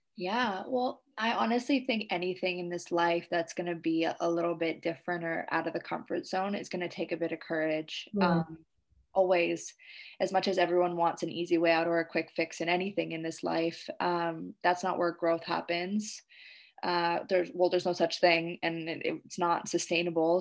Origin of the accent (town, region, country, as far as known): Canada; now in Indonesia